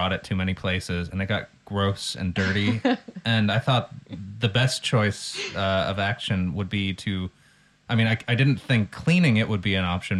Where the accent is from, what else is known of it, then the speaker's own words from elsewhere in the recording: Santa Monica, California, United States; now in Northern Ireland; I grew up in Santa Monica in Los Angeles, California